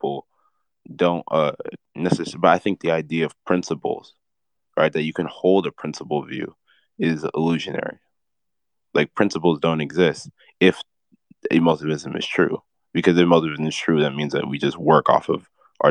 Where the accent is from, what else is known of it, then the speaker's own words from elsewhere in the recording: United States; I was born in America.